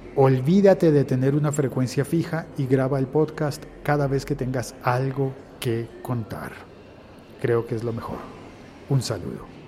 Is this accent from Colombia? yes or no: yes; Colombia; en mi país, en mi Colombia